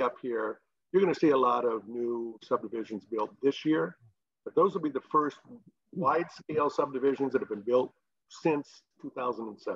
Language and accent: English; Traverse City, Michigan, United States; I grew up here in Traverse City, we grew up over on the west side.